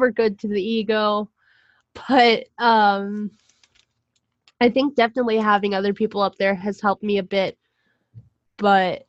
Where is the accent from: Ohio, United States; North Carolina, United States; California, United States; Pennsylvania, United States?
Pennsylvania, United States; Pittsburgh; moved away as an adult; I was in my hometown in Pittsburgh over the summer, because I go home from school